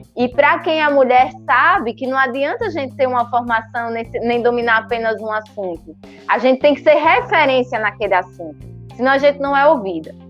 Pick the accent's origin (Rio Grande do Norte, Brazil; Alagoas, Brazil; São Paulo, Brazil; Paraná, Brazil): Alagoas, Brazil; São Miguel dos Campos; eu sou do interior de Alagoas, sou de São Miguel dos Campos